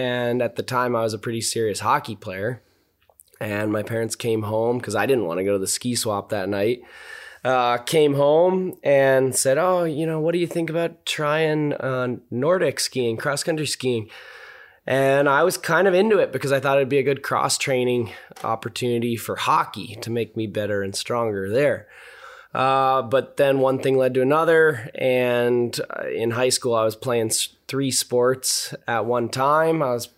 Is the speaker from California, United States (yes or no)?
no; Boulder, Colorado, United States; Yeah, so I grew up in Boulder, Colorado, which is kind of rare these days to actually be born there.